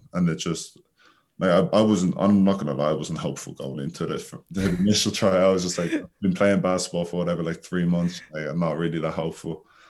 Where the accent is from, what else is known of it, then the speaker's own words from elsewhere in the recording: Dublin, Leinster, Ireland; moved away as an adult; also born or lived in Wyoming, United States; now in United States; I play basketball at the University of Wyoming. I'm from Dublin, Ireland, and I've been in America for the last 2 years.